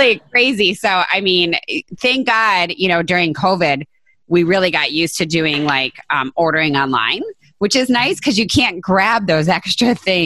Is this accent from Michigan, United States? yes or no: yes; northern Michigan, United States; I grew up in northern Michigan